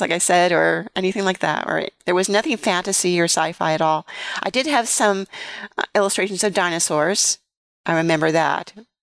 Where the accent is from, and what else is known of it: San Francisco Bay Area, California, United States; born or raised there